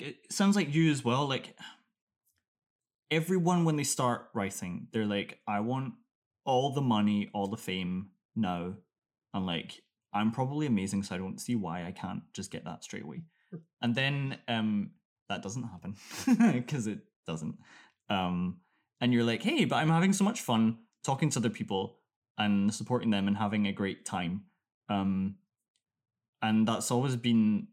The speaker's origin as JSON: {"language": "English", "town": "Glasgow", "region": "Scotland", "country": "United Kingdom", "moved": "yes", "lives_now": "Stavanger, Norway", "said": "I'm from Glasgow"}